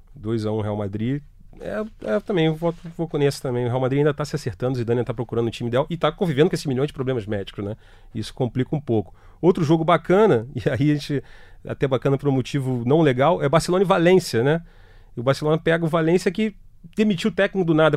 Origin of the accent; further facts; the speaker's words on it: Brazil; a gente é brasileiro